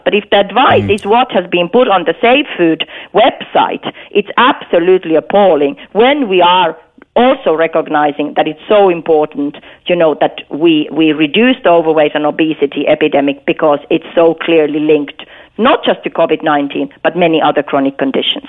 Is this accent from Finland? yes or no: yes; Finland; moved away; I'm, I'm from Finland myself